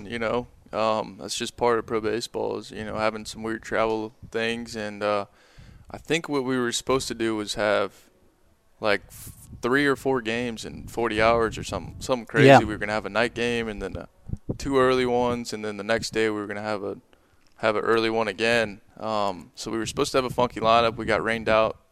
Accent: Tampa, Florida, United States; I'm from Tampa, you know, we're surrounded by water pretty much everywhere

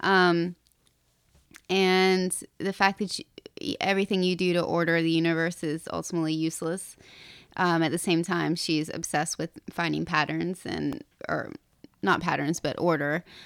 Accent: Appalachia, North Carolina, United States; moved away as an adult; now in New York City, United States; I grew up in Appalachia and went to very terrible public schools

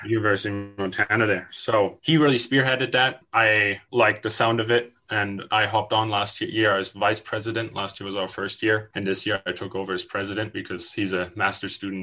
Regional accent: Germany; now in British Columbia, Canada; I moved here from Germany in 2012 with my parents and my older brother

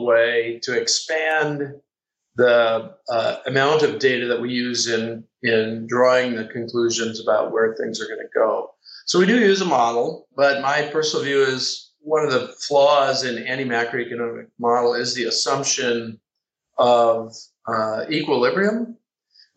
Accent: Midwest, United States; I'm from the Midwest

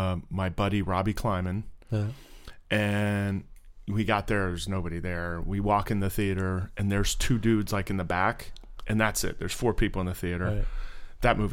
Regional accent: Sweetwater, Florida, United States; moved away; grew up in Sweetwater.

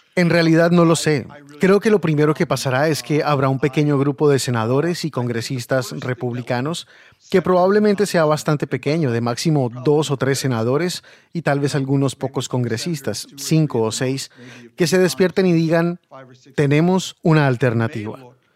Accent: India; moved away; Yo me crié en India

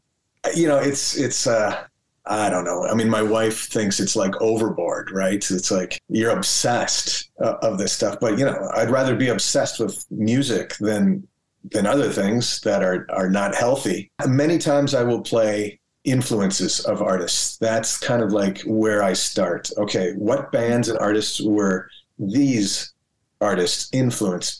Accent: Minnesota, United States; born or raised there

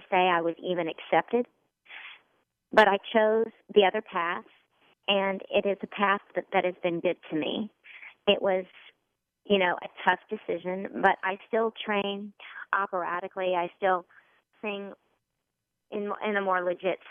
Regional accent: Oklahoma, United States; I'm from Oklahoma, so I don't have things that have been that old around me.

